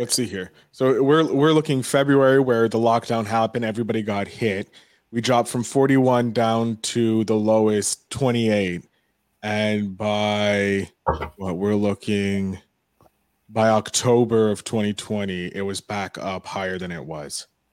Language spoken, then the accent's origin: English; Canada; we're both from Canada.